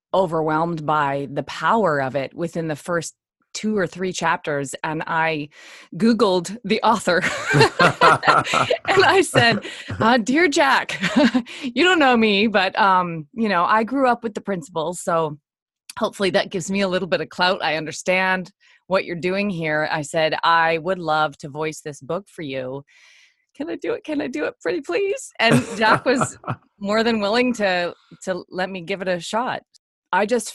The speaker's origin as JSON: {"language": "English", "town": "Nanaimo", "region": "British Columbia", "country": "Canada", "tie": "born or raised there", "said": "I was born in Nanaimo, which is where Sid lived at the time."}